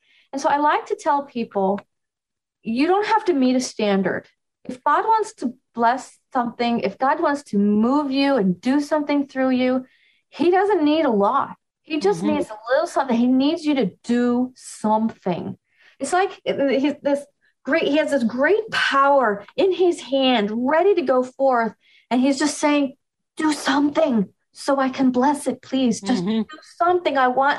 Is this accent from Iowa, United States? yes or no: no; New York, United States; I'm from New York. I can do better.